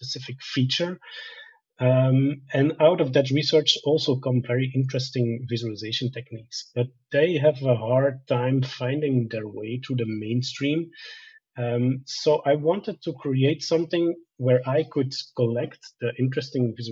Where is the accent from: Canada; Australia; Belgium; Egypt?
Belgium; also born or lived in Bolivia; I worked as an engineer first in my home country of Belgium